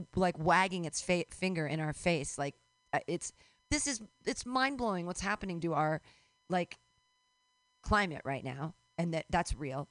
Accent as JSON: {"language": "English", "region": "California", "country": "United States", "said": "I'm a crunchy fucking granola Californian over here"}